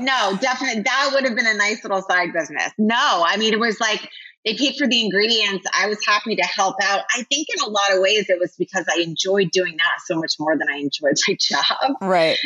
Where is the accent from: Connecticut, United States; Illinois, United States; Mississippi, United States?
Connecticut, United States; moved away as an adult; I grew up in Connecticut.